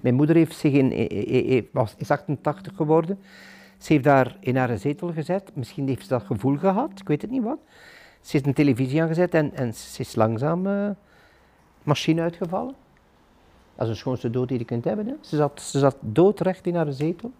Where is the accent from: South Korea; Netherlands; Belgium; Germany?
Belgium; Ghent, Flanders; moved away as an adult; now in De Haan, Belgium; ik ben een echte Gentenaar in artenieren. Ik zal dat ook blijven.